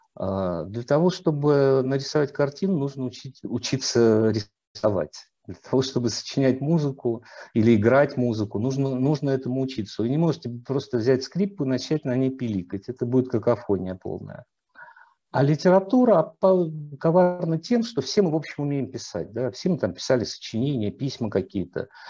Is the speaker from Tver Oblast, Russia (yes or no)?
no; Volgograd, Volgograd Oblast, Russia; moved away; also born or lived in Saratov / Moscow; я сам не москвич по рождению, я родился в Волгограде, учился в Саратове, потом только в литературный институт поступил